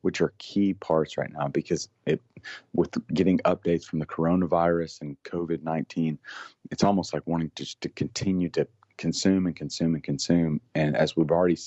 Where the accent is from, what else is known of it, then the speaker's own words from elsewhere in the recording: Tennessee, United States; I'm from Tennessee